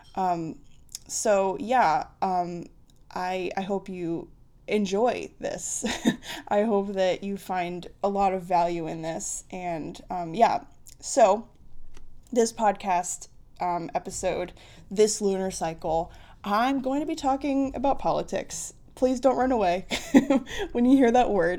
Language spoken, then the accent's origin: English; United States; I'm an American. Well, I've always, I'm an American